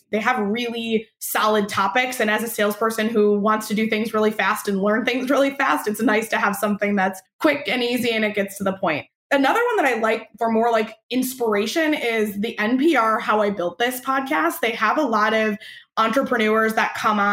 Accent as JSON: {"language": "English", "region": "Michigan", "country": "United States", "tie": "born or raised there", "also_born_or_lived": "Arizona / California", "moved": "yes", "lives_now": "Boston, United States", "said": "I grew up in Michigan"}